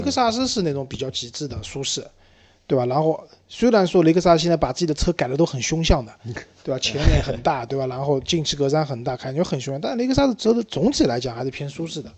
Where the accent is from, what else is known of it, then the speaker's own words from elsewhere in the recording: China; 我们中国人